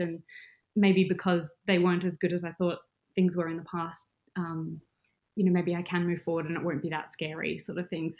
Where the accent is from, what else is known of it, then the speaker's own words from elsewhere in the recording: Adelaide, South Australia, Australia; moved away as an adult; also born or lived in Melbourne, Australia; now in Perth, Australia; Adelaide, which is my hometown